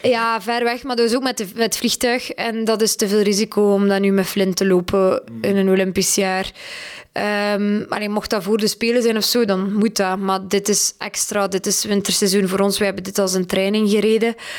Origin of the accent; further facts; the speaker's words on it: Belgium; wij zijn een klein dressuurland